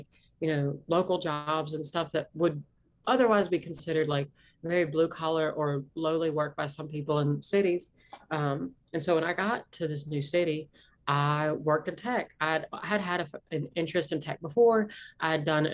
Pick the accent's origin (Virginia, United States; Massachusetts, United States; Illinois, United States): Virginia, United States; Southwest; accent: Appalachian; I grew up in Southwest Virginia, grew up in Appalachia, like, you know, grew up in the Blue Ridge, you know, area